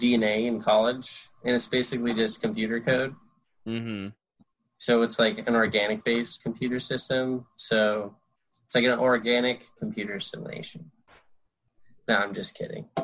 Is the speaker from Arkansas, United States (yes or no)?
no; Connecticut, United States; born or raised there; moved away as an adult; also born or lived in New York City / California / Colorado; now in Los Angeles, United States